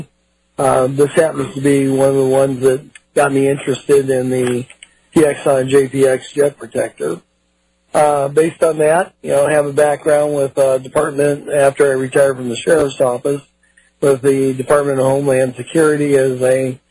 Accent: Palo Alto, California, United States; also born or lived in San Francisco, California; I'm a California boy. I was born in San Francisco, raised in Palo Alto right around Stanford University.

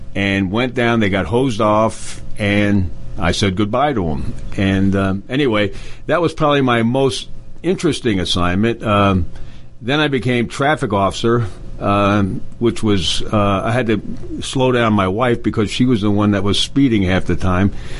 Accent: Allentown, Pennsylvania, United States; moved away as an adult; I grew up in the Lehigh Valley area of Pennsylvania, a place called Allentown

